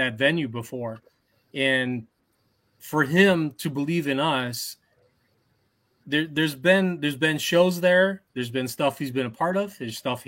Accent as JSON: {"language": "English", "town": "Armada", "region": "Michigan", "country": "United States", "tie": "born or raised there", "said": "my hometown fair, Armada"}